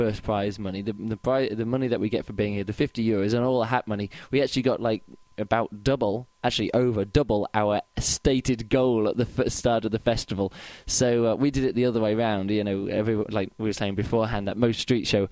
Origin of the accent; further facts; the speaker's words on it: England, United Kingdom; now in Berlin, Germany; I'm from England. I now live in Berlin.